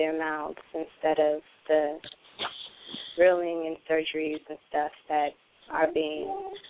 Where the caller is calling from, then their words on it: Oakland, California, United States; I'm calling from Oakland, California.